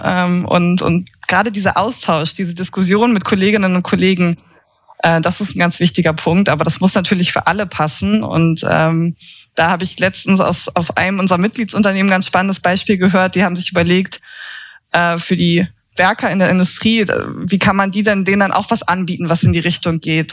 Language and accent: German; Schleswig-Holstein, Germany; also born or lived in Leipzig; now in Berlin, Germany; Ich komme ursprünglich aus Schleswig-Holstein.